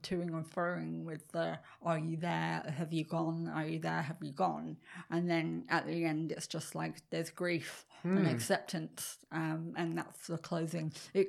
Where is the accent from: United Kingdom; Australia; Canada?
United Kingdom; England; moved away; I'm English.